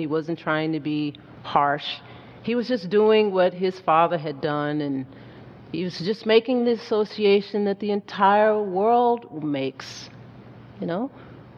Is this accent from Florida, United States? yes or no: no; Hazen, Arkansas, United States; On the farm where I grew up in Hazen, Arkansas